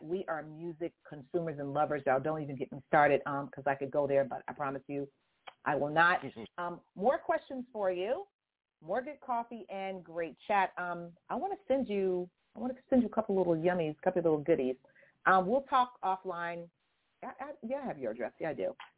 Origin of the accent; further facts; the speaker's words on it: Houston, Texas, United States; accent: southern; also born or lived in LaGrange, Texas; now in California, United States; I'm a southern girl, gal. I'm not I'm not originally I'm not native to California, honestly, I'm not. I'm originally from Houston. Born in LaGrange.